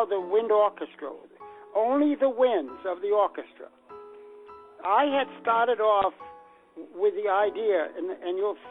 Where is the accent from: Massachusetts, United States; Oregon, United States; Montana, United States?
Massachusetts, United States; Boston; I'm from Boston